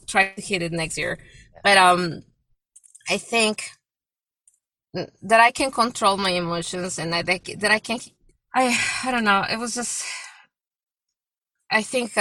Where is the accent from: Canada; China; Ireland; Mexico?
Mexico; moved away; even though I'm from Mexico, it's my country, but I've been in this country for so many years, more than half of my life